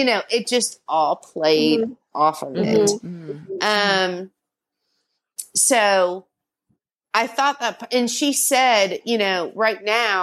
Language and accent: English; the South, United States; I'm from the South